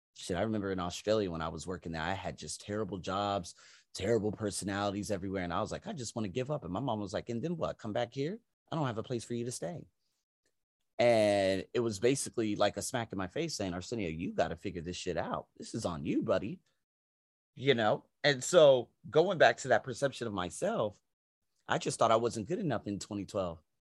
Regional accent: United States; moved away as an adult; now in Asia; I'm American

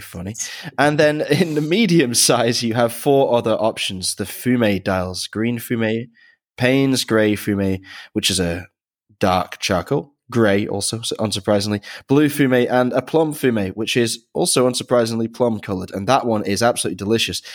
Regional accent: near Manchester, North West England, United Kingdom; I grew up near Manchester

